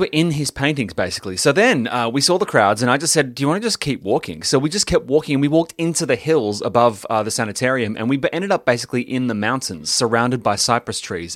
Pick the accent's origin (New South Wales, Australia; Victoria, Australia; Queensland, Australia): Victoria, Australia; Melbourne